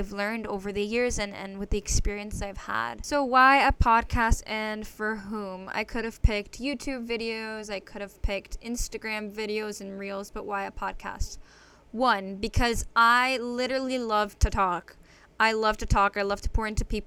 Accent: Connecticut, United States; I was born and raised in Connecticut

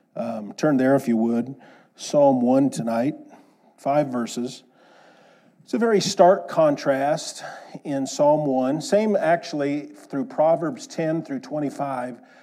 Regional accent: Kansas, United States; I grew up in Kansas.

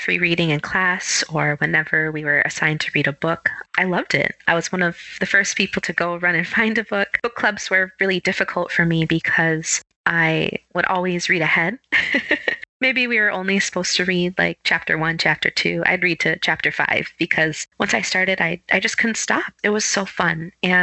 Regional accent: Minneapolis, Minnesota, United States; I'm from Minneapolis, Minnesota.

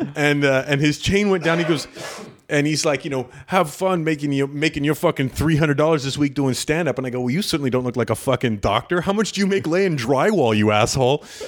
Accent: Canada; I'm Canadian.

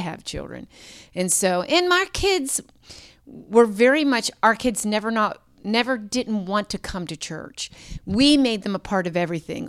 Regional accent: Pittsburgh, Pennsylvania, United States; moved away as an adult; also born or lived in Tulsa, Oklahoma / Annapolis, Maryland; both born and raised in Pittsburgh

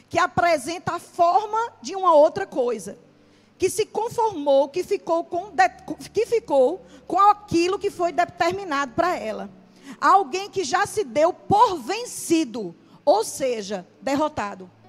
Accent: Paraíba, Brazil; A gente veio do sertão da Paraíba ao encontro de muita tempestade. Então, todas as vezes que nós íamos à família para Campina Grande, nós nem cogitávamos a possibilidade de ir de avião, os cinco.

